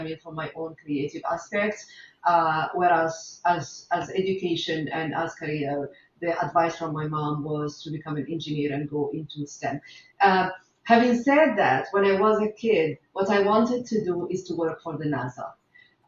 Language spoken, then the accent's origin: English; Morocco; moved away; also born or lived in Japan; Muslim woman who was born and bred in Morocco. So I'm a Moroccan from origin and a Japanese by nationality and citizenship.